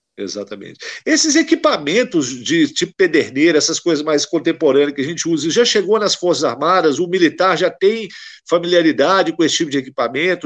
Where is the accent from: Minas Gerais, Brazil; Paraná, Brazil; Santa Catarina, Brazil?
Minas Gerais, Brazil; eu sou de Minas Gerais, eu não sou do Rio